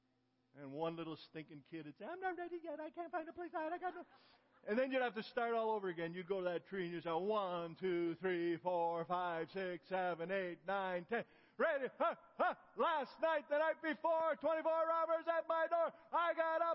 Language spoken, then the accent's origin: English; Ontario, Canada; moved away; also born or lived in Galt, Ontario / Kitchener, Ontario / Africa; I grew up in Canada. I lived in Galt, Ontario, and then Kitchener, Ontario. As a little boy, 8, 9 years old